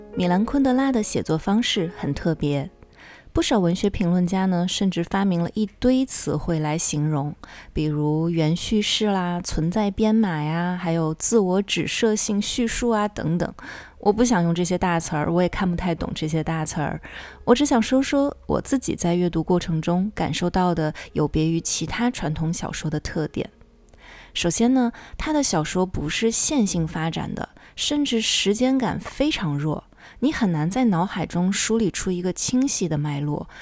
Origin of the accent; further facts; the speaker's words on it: China; 像我们中国人的书架上通常都会有《红楼梦》